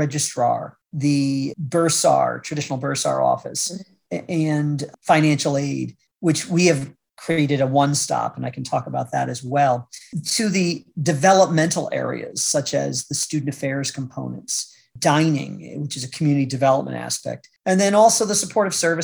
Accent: Troy, New York, United States; moved away as an adult; also born or lived in Utica, New York / Syracuse, New York / Washington, D.C.; I grew up in the Troy area, Troy Albany, Capital District

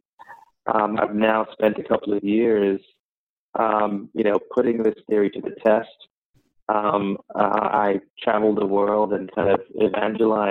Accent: Sri Lanka; moved away as an adult; also born or lived in London, United Kingdom; now in New York, United States; I was born in Sri Lanka, and I left when I was about 19

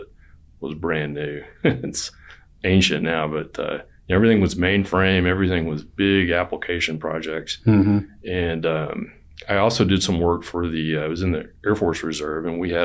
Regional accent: Texas, United States; I'm from Texas

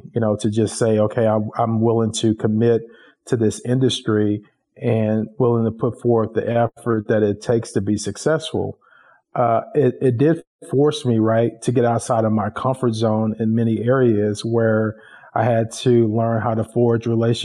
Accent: Dallas, Texas, United States; Tim and I grew up in Dallas in the Oak Cliff area

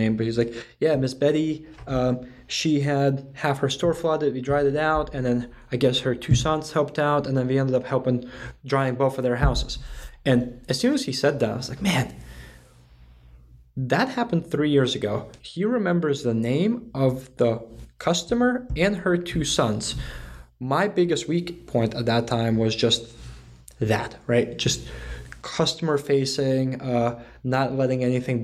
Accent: Connecticut, United States; moved away as an adult; now in Raleigh, United States; I'm from Connecticut

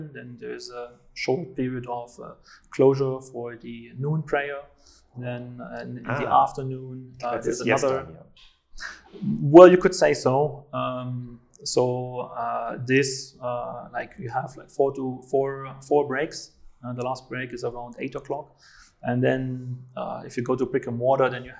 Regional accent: East Germany, Germany; now in Riyadh, Saudi Arabia; I come from East Germany

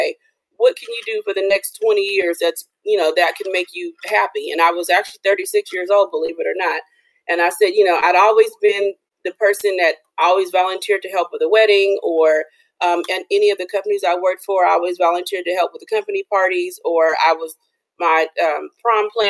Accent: Los Angeles, California, United States; moved away; I'm from Los Angeles

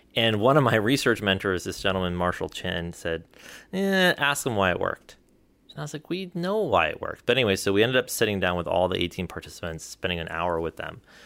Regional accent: India; moved away; we come from India

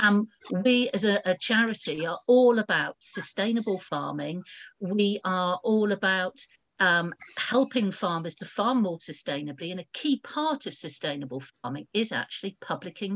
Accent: Southampton, South East England, United Kingdom; I was born and brought up in Southampton

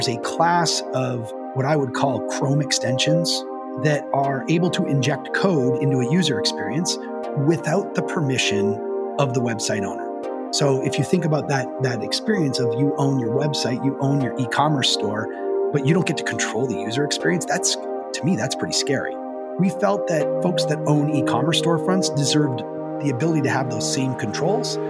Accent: Canada; moved away as an adult; also born or lived in Waterloo, Ontario; now in United States; I am Canadian, but I'm also American. So I moved down here about 20 years ago now.

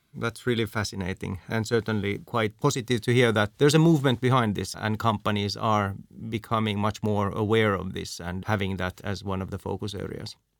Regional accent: Finland; I'm from Finland

